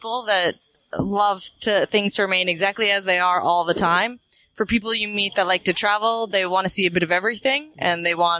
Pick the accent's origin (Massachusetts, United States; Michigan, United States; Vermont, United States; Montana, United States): Massachusetts, United States; Boston; moved away as an adult; now in San Diego, United States; originally, I am from Boston, but I moved to San Diego 15 years ago